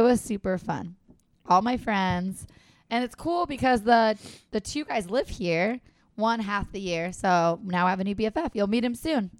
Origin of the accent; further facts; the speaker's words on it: San Diego, California, United States; San Diego